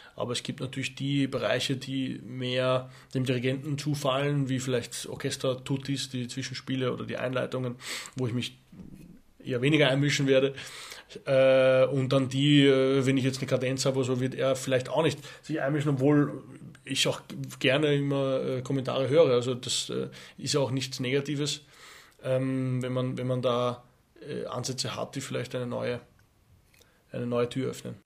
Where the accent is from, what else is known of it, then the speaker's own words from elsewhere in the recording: Austria; Skifahren natürlich muss als Österreicher